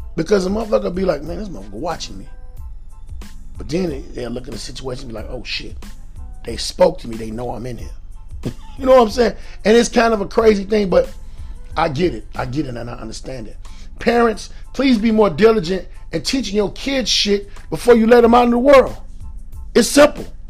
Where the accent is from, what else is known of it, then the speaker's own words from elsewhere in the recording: Chicago, Illinois, United States; also born or lived in Atlanta, Georgia; I'm from Chicago